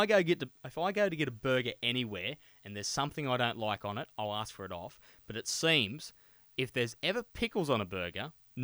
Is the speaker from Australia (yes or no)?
yes; Gilgandra, New South Wales, Australia; now in Port Macquarie, Australia; I grew up in Gilgandra